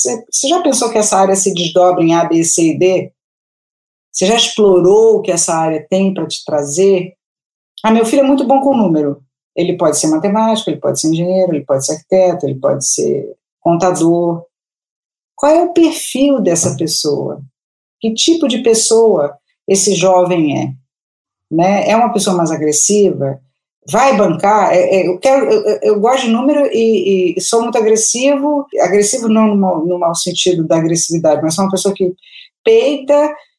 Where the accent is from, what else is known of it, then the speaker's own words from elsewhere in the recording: Rio de Janeiro, Brazil; moved away as an adult; now in São Paulo, Brazil; eu sou do Rio, há 17 anos